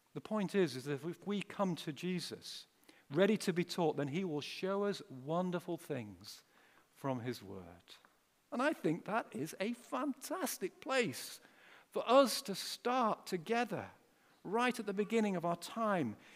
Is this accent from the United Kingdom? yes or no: yes; Pontefract, Yorkshire and the Humber, United Kingdom; moved away as an adult; also born or lived in Wakefield / London; now in Sheffield, United Kingdom; I'm originally from uh, Pontefract, or uh, as Duncan came up and said to me just now, hey, are you from Ponty? And that's exactly right. I was born in Wakefield